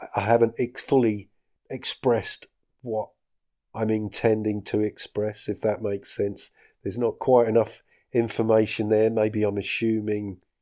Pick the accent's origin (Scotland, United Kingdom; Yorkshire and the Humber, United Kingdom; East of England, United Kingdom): East of England, United Kingdom; Essex; moved away as an adult; now in Scottish Highlands, United Kingdom; I'm from Essex, in case you couldn't tell.